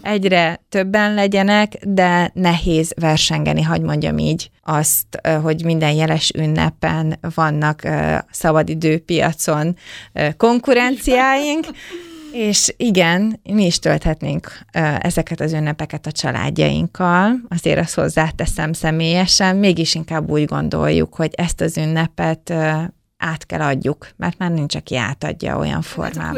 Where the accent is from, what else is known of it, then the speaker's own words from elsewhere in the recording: Döge, Szabolcs-Szatmár-Bereg, Hungary; a hatalmas nagy 1100 férőhelyes dögei református templom